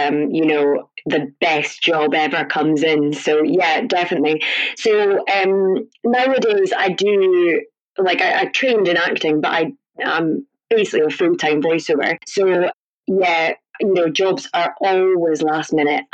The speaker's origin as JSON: {"language": "English", "town": "Kirkcaldy", "region": "Scotland", "country": "United Kingdom", "moved": "as an adult", "lives_now": "London, United Kingdom", "said": "I'm from Kirkcaldy in Fife"}